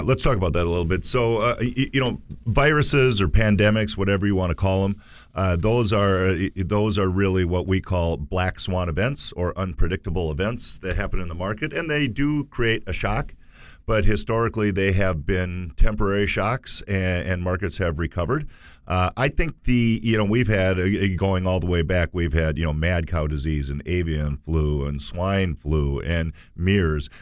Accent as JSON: {"language": "English", "country": "United States", "said": "we as, as, as American consumers"}